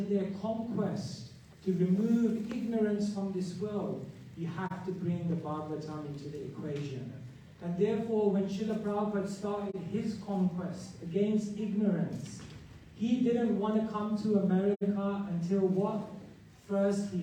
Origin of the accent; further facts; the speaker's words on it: Wembley, London, United Kingdom; I grew up in Wembley